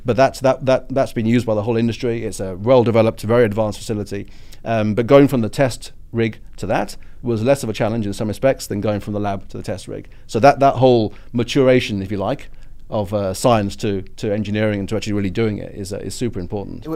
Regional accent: United Kingdom; my British politeness

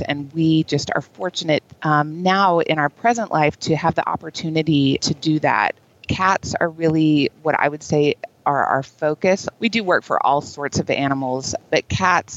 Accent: Texas, United States; I lived in Texas. I grew up in Texas

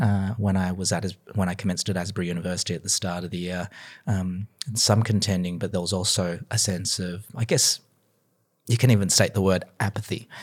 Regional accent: Sydney, New South Wales, Australia; moved away as an adult; also born or lived in Canberra, Australia / Melbourne, Australia; now in United States; I was born and bred in Sydney, Australia, so again, very proud of my home city

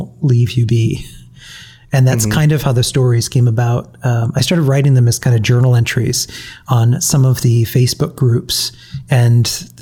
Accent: New England, United States; I'm from New England.

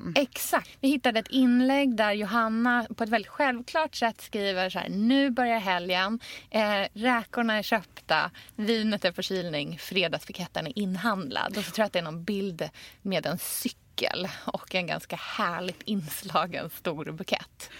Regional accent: Australia; now in Sweden; jag är uppvuxen i Australien

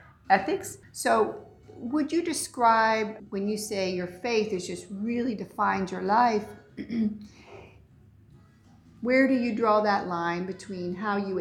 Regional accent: Ohio, United States; born or raised there

